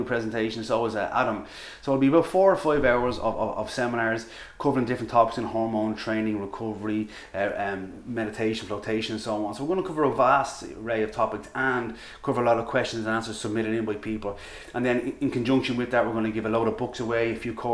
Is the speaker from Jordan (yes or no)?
no; Ireland; accent: Irish; With my Irish accent